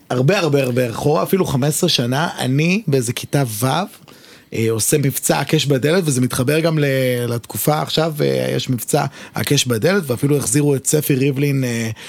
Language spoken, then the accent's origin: Hebrew; Netanya, Central District, Israel; אני מגיע, מנתניה.